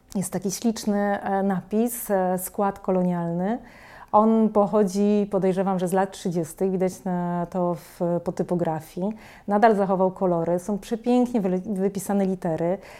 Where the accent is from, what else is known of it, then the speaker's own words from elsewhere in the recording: Łódź, Łódź Voivodeship, Poland; u nas, w Łodzi